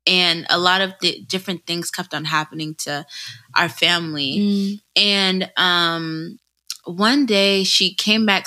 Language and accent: English; United States; in my childhood in America